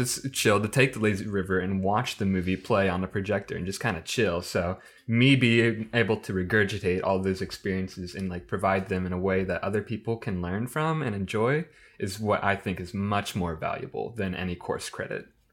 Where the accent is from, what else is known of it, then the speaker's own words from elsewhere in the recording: Midwest, United States; as a Midwesterner